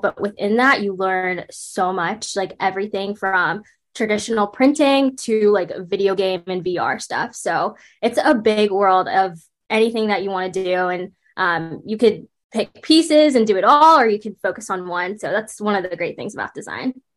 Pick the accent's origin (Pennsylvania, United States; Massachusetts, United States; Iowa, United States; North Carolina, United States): North Carolina, United States; Raleigh; also born or lived in Brooklyn, New York; when I was younger in elementary school, we moved to the Raleigh area of North Carolina, and I grew up there